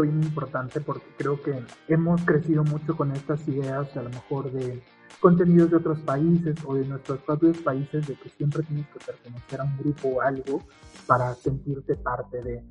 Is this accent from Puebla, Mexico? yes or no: yes; Puebla, Mexico; somos de Puebla, del estado, de la ciudad